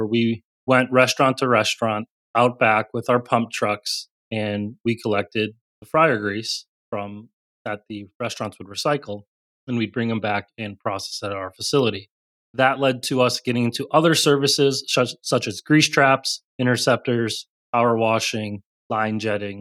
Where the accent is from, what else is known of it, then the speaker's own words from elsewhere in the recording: Chicago, Illinois, United States; moved away; also born or lived in South Carolina; Growing up in Chicago, been really used to colder weather.